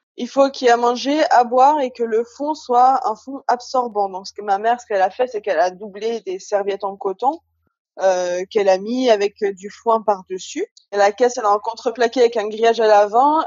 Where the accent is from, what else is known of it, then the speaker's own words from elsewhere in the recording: Haute-Savoie, Auvergne-Rhône-Alpes, France; moved away as an adult; also born or lived in Alsace; now in Guadeloupe; je suis originaire de Haute-Savoie